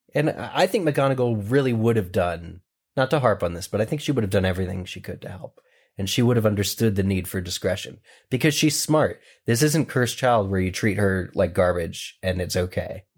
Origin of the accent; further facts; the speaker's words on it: Pennsylvania, United States; Pennsylvania, my home state